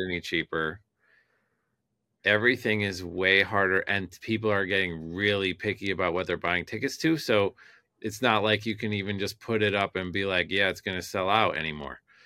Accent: Detroit, Michigan, United States; moved away; I'm from Detroit originally

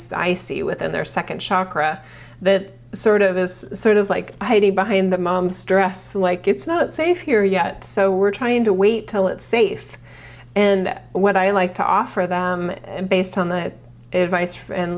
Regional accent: United States; as an American

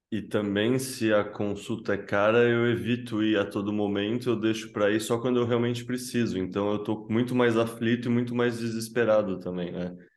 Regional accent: Brazil; A gente, como brasileiro, tem muito essa cultura do jeitinho

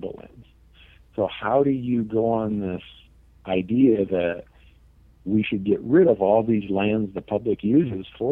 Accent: Minnesota, United States; now in Montana, United States; I grew up in Minnesota

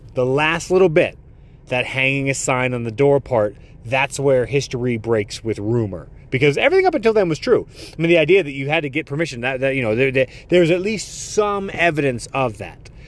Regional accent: United States; also born or lived in Netherlands; my parents were born here, like, I can't claim, like, I'm American

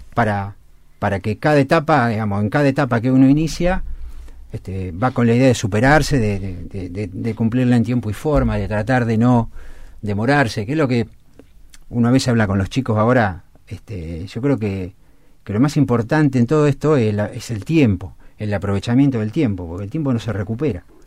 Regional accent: Chivilcoy, Buenos Aires Province, Argentina; born or raised there; moved away as an adult; also born or lived in La Plata

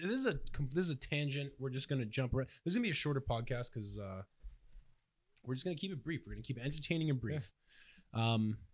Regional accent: Toronto area, Ontario, Canada; You say first, I'm Canadian. And then they're like, oh, no way. Where from? Lucky for us, we're close enough. People can, like, we'll just say Toronto.

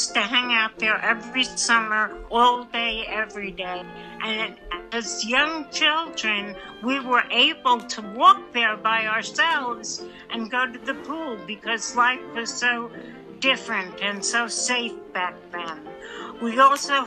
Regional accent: Mineola, New York, United States; moved away as an adult; now in North Carolina, United States; I was born in Mineola on Long Island, New York. I grew up there and lived there until I was 39 years old. Then I moved to North Carolina

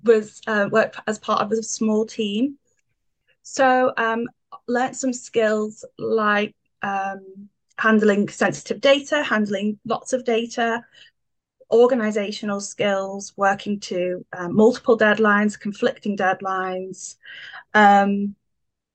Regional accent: the Wirral, North West England, United Kingdom; I'm local to Liverpool. I'm from the Wirral

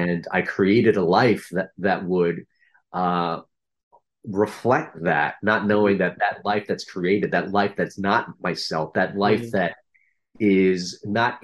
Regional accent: United States; we were sponsored to America by a Catholic church.

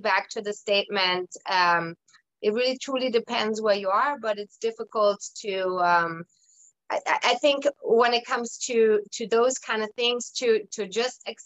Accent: Germany; moved away; I'm originally from Germany. I was born and raised in Germany

